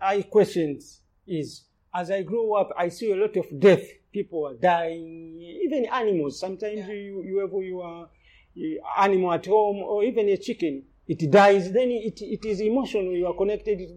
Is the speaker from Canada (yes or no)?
no; Lindi, Tanzania; I grew up in Lindi, which is southern Tanzania, along the coast